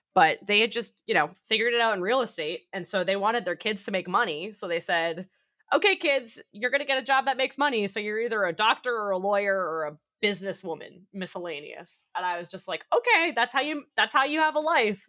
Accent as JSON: {"language": "English", "town": "Boston", "region": "Massachusetts", "country": "United States", "said": "I'm from the Boston area"}